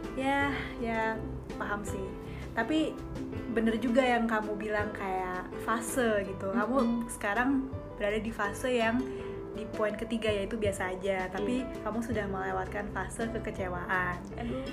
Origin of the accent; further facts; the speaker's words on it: Jakarta, Indonesia; moved away as an adult; now in Bali, Indonesia; dari Jakarta